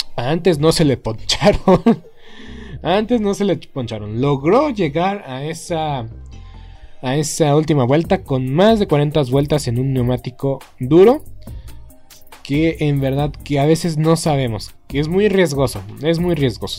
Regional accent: Mexico

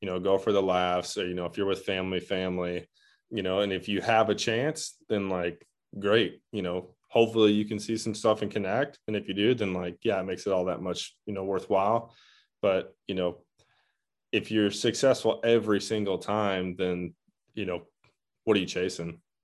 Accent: Michigan, United States; I'm also from Michigan.

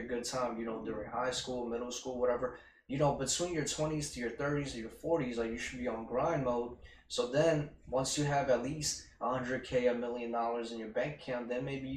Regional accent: New York City, New York, United States; we're both from Queens

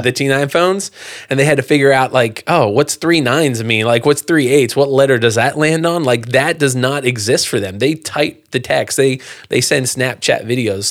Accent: Pennsylvania, United States; moved away as an adult; also born or lived in Moose Jaw, Saskatchewan, Canada; I grew up in Pennsylvania

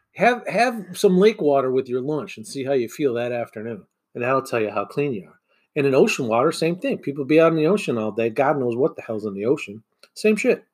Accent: Michigan, United States; growing up in Michigan

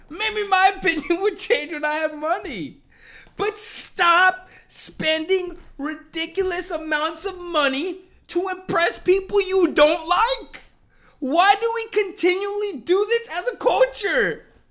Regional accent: United States; I'm American

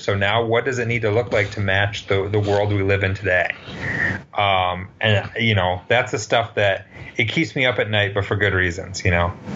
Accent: Western Michigan, United States; I grew up in Western Michigan

